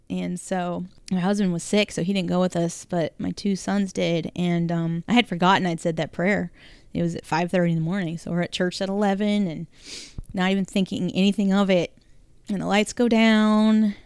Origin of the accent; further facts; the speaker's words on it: North Carolina, United States; also born or lived in California; when we moved to North Carolina from California, I was barely nine years old